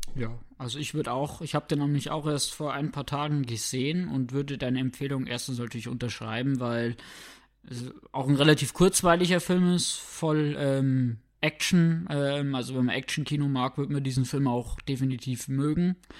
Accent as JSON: {"language": "German", "country": "Germany", "said": "bei uns in Deutschland"}